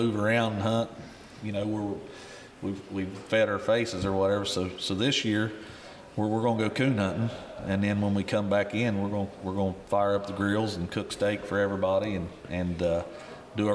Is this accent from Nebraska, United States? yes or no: no; Seaman, Ohio, United States; we're from Southern Ohio. Growing up, there was a club there, Seaman, Ohio, Adams County Coon Hunter